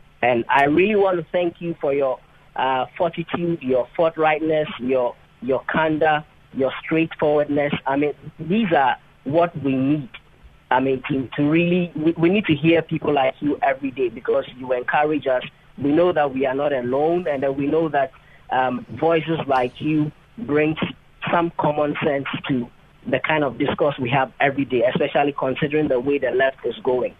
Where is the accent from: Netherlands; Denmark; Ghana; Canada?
Ghana; also born or lived in Tokyo, Japan; now in Kobe, Japan; No, I'm a Ghanaian. Just graduated from the University of Tokyo, and I'm now working in Kobe.